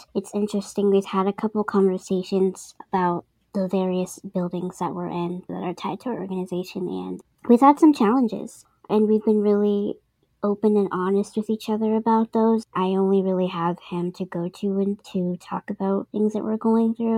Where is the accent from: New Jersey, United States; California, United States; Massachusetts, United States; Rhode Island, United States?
Massachusetts, United States; Boston; I'm from Boston, Massachusetts